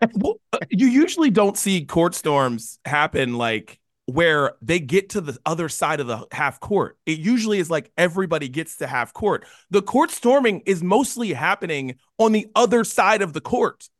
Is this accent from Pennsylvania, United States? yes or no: no; West Virginia, United States; moved away; I'm from West Virginia, which I do all the time, proud to be from West Virginia